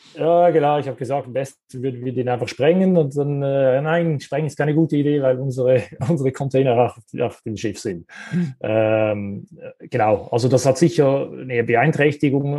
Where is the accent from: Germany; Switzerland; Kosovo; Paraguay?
Switzerland; Wir kommen ja aus der Schweiz